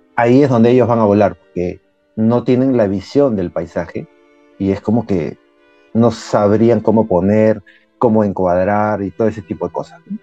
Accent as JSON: {"language": "Spanish", "country": "Peru", "said": "soy de Perú, vivo en Lima"}